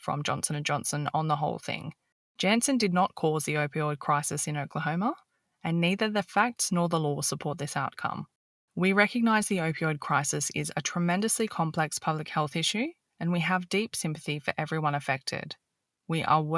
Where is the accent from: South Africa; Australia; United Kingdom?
Australia; As an Australian